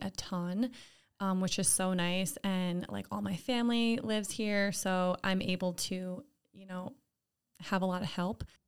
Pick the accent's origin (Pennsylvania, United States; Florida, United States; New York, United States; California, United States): New York, United States; Lake George; I'm from Lake George, not too far away